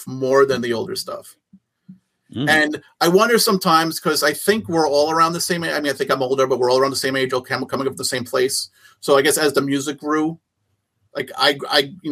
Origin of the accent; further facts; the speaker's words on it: Long Island, New York, United States; we're from Long Island